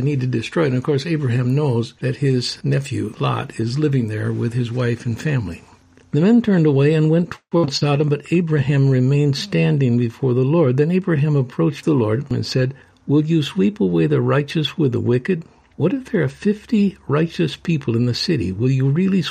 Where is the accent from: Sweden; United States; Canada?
United States; Chicago, Illinois; I'm from Chicagoland area